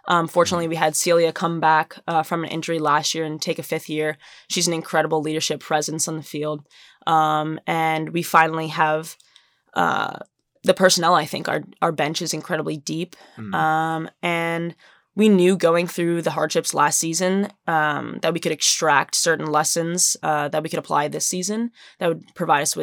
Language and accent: English; Massachusetts, United States; I grew up in Massachusetts